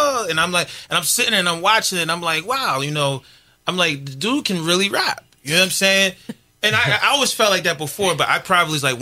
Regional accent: New York, United States; I'm from New York

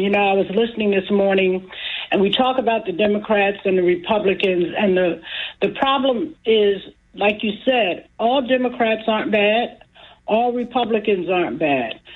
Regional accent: Atlantic City, New Jersey, United States; I am a, a woman in this community, born and raised in Atlantic City

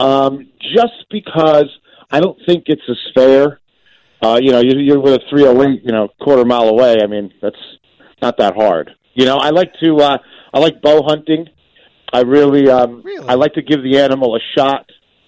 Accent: New Jersey, United States; I'm from Jersey

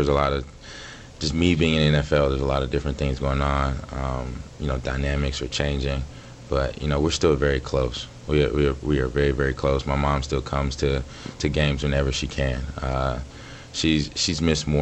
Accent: Dallas, Texas, United States; moved away as an adult; also born or lived in Jackson, Mississippi / Atlanta, Georgia / Houston, Texas / Stanford, California; now in Green Bay, United States; I believe it was in kindergarten when we moved to Dallas, and been in Dallas ever since

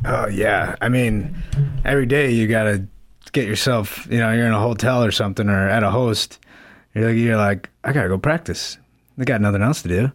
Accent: Park Ridge, Illinois, United States; I'm from Park Ridge, Illinois, northwest suburb of Chicago

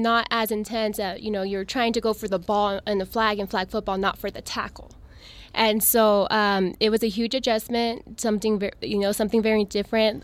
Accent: El Paso, Texas, United States; I'm originally from El Paso. I went to El Paso High School

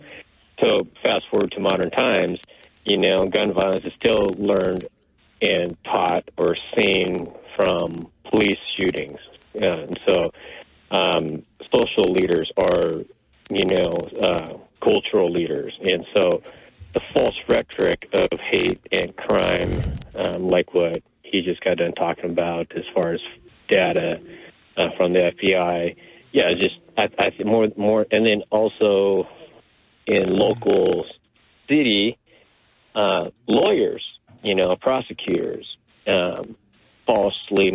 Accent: United States; I'm coming from a minority, first-generation indigenous perspective, analyzing this from both cultures, growing up in American culture and still following my indigenous culture

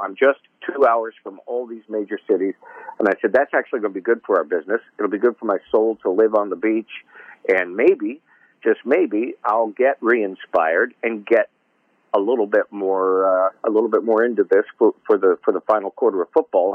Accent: Plymouth, Michigan, United States; moved away as an adult; also born or lived in Nashville; now in Michigan, United States; I grew up in in Michigan. I was born in uh, on the west side of Detroit, little uh, town called Plymouth Canton area

